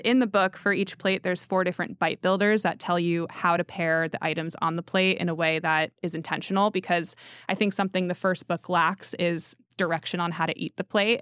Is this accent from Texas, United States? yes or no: no; Connecticut, United States; I'm from Connecticut